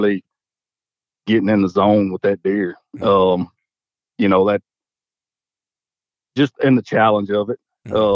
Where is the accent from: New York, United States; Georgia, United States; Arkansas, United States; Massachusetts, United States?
Arkansas, United States; Dumas; I'm from Dumas, Arkansas, which is Southeast Arkansas, Southeast portion of the state